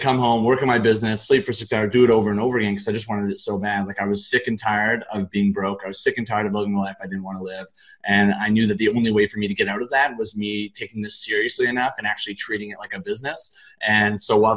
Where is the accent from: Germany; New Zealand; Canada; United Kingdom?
Canada; Richmond, British Columbia; I grew up in Richmond, British Columbia, in Canada